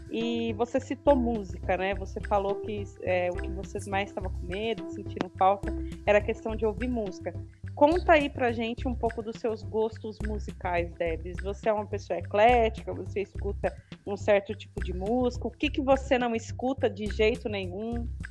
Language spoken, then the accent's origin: Portuguese; Diadema, São Paulo, Brazil; moved away; eu passei a minha adolescência é, aí em São Paulo, né? E eu acho que isso é mais forte. Eu, digo porque eu morei em São Paulo e morei no interior e na minha adolescência. E eu morava em Diadema